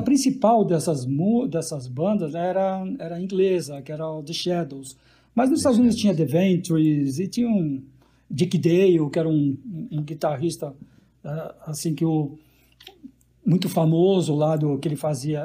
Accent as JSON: {"language": "Portuguese", "region": "São Paulo", "country": "Brazil", "said": "a gente é paulista"}